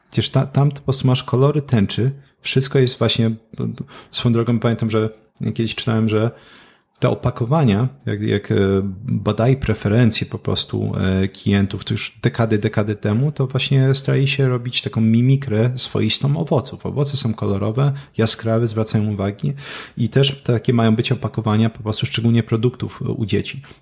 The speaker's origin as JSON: {"language": "Polish", "town": "Katowice", "region": "Silesian Voivodeship", "country": "Poland", "said": "ja jestem z Katowic."}